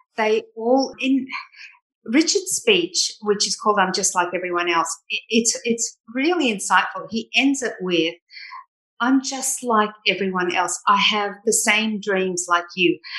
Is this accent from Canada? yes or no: no; Sydney, New South Wales, Australia; I grew up in Bondi